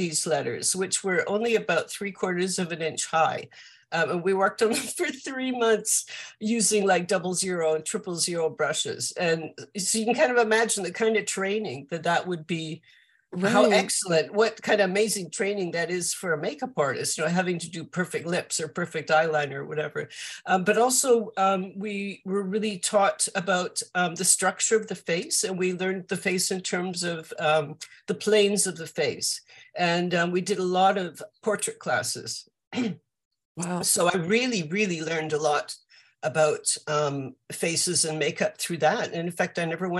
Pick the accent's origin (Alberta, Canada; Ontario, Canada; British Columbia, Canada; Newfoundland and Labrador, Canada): British Columbia, Canada; Vancouver; moved away as an adult; I grew up in Vancouver in Canada.